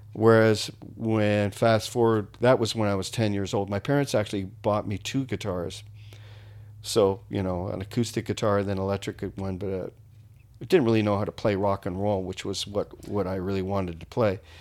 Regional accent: Niagara Falls, Ontario, Canada; moved away as an adult; I grew up there, uh, till I was twenty

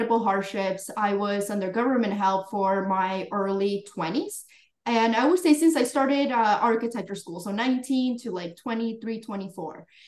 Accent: Florida, United States; also born or lived in Colombia; I was born in Florida, then went back to Colombia, and then came back when I was like around 8 years old

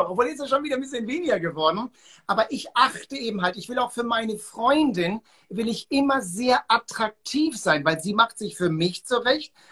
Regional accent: Hamburg, Germany; Ich bin in Hamburg auf der Reeperbahn groß geworden.

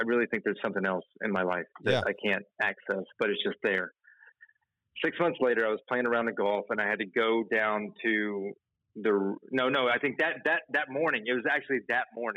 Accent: Atlanta, Georgia, United States; moved away; I'm from Atlanta

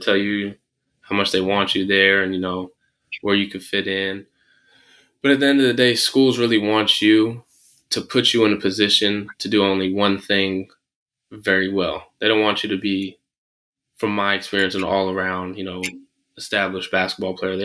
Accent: San Francisco, California, United States; also born or lived in Manchester, United Kingdom; I ended up growing up in San Francisco

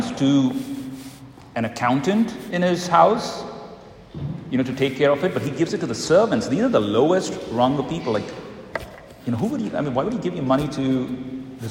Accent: India; moved away; I come from India

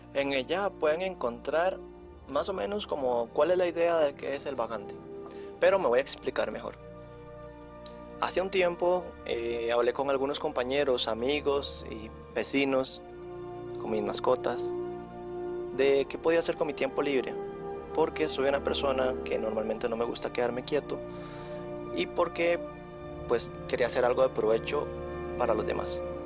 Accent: Costa Rica; yo soy de Costa Rica

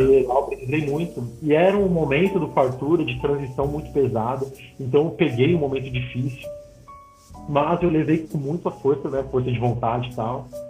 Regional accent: São Paulo, Brazil; now in Belo Horizonte, Brazil; Vim de São Paulo para Minas, né? Eu sou paulista e moro agora em Belo Horizonte

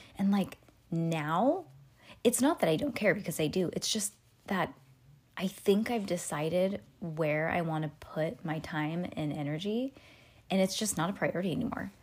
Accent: Petaluma, California, United States; also born or lived in Walnut Creek, California; I was born in Walnut Creek, but I was born in a hospital in Walnut Creek and then moseyed home to Petaluma, but that was basically where I was born and raised.

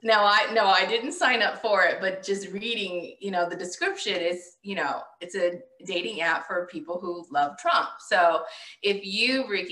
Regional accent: the South, United States; I'm a Southerner, and that's how we talk here in the South

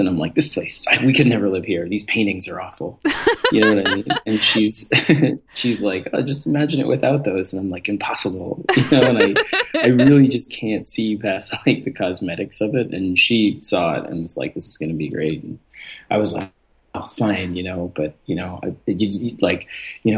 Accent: New York City, New York, United States; also born or lived in Eastern Long Island; growing up in New York

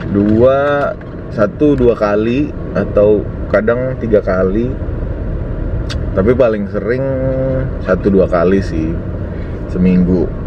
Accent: Kao, North Maluku, Indonesia; also born or lived in Tobelo; now in Jakarta, Indonesia; orang Halmahera orang Maluku Utara tepatnya di Halmahera Utara di Kao dulu gue lahirnya di Kao tapi sekarang nyokap bokap gue tinggal di kota yang namanya Tobelo

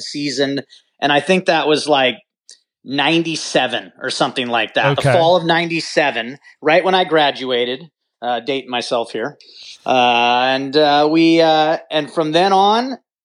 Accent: Bainbridge Island, Washington, United States; moved away as an adult; now in California, United States; I was born and raised on Bainbridge Island, you know, Washington State.

